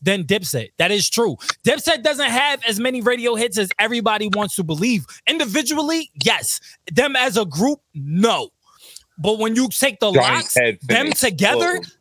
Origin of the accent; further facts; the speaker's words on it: New York, United States; moved away; we're from New York